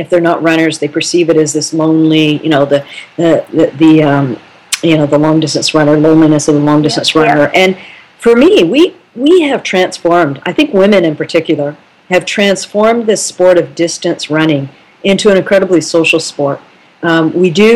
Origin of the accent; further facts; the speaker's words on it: Canada; as a Canadian